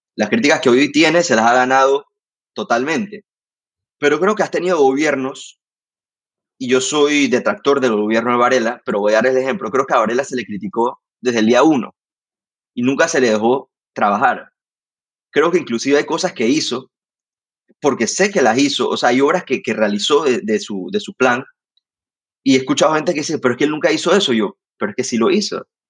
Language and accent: Spanish; Panama